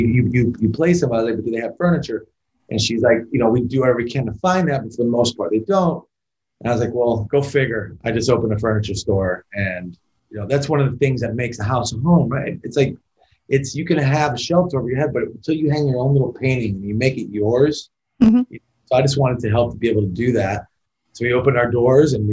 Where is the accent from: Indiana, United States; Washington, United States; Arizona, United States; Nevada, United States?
Nevada, United States; Las Vegas; I was born and raised in this town